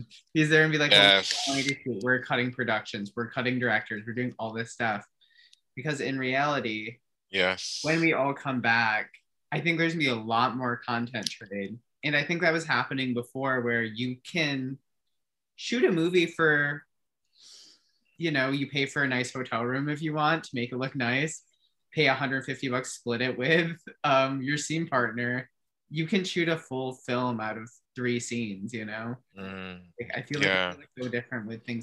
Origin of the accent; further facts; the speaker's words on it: Michigan, United States; my home state of Michigan